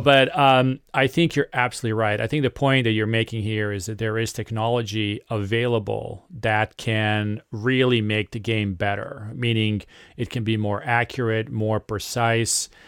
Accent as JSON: {"language": "English", "country": "Serbia", "said": "I am uh, from Serbia"}